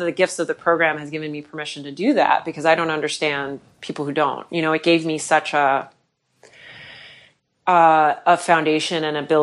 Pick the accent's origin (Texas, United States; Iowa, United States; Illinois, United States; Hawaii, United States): Illinois, United States; Chicago; moved away; I'm originally from Chicago